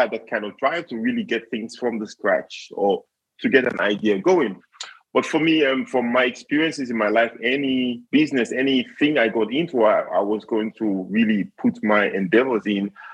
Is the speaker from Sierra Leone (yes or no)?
yes; Sierra Leone; moved away as an adult; now in Switzerland; I am originally from Sierra Leone